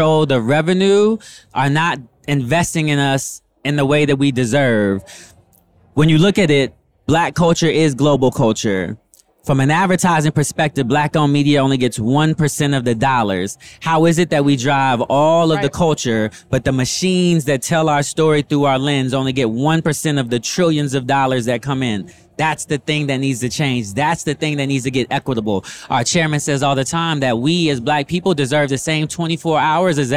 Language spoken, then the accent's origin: English; West Coast, United States; I'm from the West Coast. So I was born on the West Coast